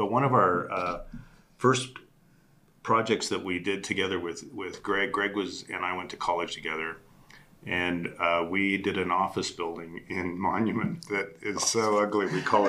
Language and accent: English; Colorado Springs, Colorado, United States; I grew up in Colorado Springs in Black Forest.